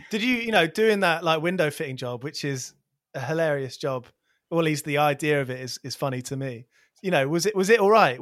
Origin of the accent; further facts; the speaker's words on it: near Milton Keynes, South East England, United Kingdom; a local place where I grew up near Milton Keynes